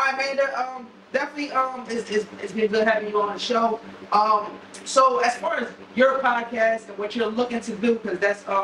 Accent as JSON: {"language": "English", "town": "Camden", "region": "New Jersey", "country": "United States", "said": "I'm from Camden, New Jersey, one of the toughest areas."}